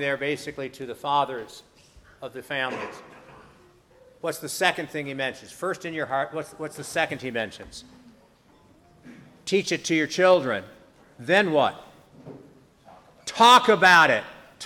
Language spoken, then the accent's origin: English; United States; Speaking as an American Christian